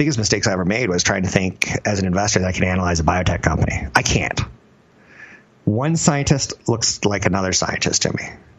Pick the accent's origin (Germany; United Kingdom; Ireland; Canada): Germany; I'm from Germany.